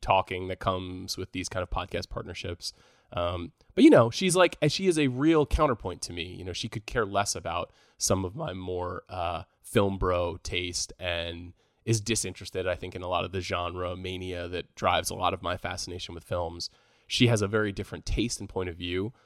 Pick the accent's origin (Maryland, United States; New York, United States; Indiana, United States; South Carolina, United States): New York, United States; moved away; I'm, I'm from New York, uh, originally